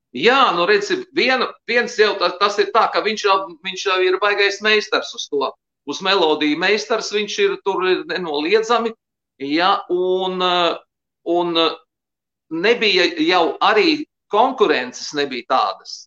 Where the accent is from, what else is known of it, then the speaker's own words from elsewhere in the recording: Liepāja, Kurzeme, Latvia; es mācījos Liepājas Emīļa Melngaļa muzikas skolā